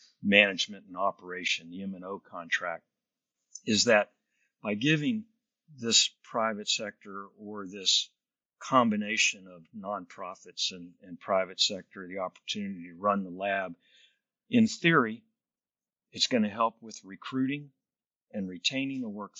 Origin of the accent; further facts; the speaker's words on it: Lubbock, Texas, United States; where I grew up in Lubbock